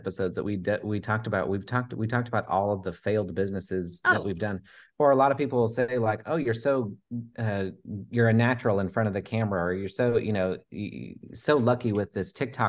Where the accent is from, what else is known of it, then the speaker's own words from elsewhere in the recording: Oregon, United States; now in Texas, United States; I moved to Texas from Oregon